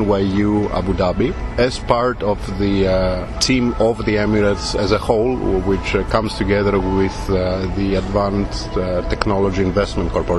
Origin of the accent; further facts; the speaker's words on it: Thessaloniki, Central Macedonia, Greece; moved away as an adult; also born or lived in United States; I grew up in American high school back home in Thessaloniki in Greece